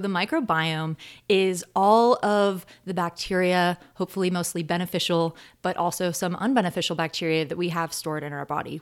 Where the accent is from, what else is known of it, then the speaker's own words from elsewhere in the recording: North Georgia, United States; moved away as an adult; now in Arcata, United States; southern town in Georgia that I grew up